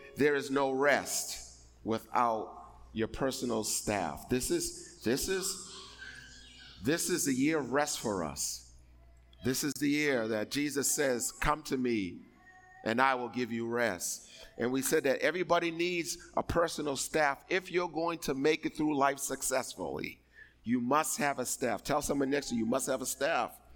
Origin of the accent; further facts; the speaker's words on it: East Coast, United States; I'm from the East Coast.